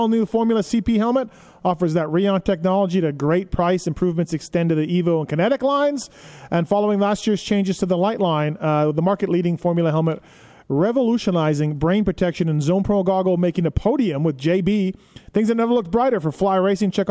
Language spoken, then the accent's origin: English; Canada; you're from Florida, I'm from Canada, are, are kind of the same